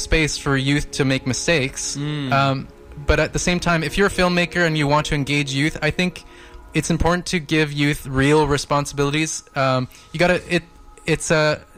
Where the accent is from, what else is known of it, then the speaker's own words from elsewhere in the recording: Palermo, Sicily, Italy; now in Vancouver, Canada; I'm from Palermo